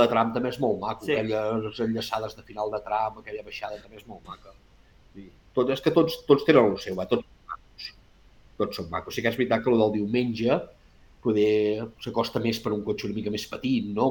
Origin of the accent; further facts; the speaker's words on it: Arbúcies, Catalonia, Spain; nosaltres som d'Arbúcies